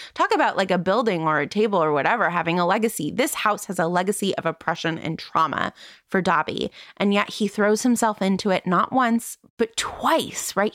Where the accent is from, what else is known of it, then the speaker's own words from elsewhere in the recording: Van Nuys, California, United States; born in Van Nuys, California.